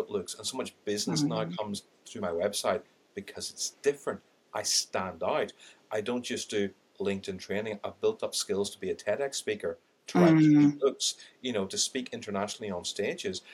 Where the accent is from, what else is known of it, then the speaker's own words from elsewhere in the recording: Ireland; accent: Irish; I've got an Irish accent, I'm Indian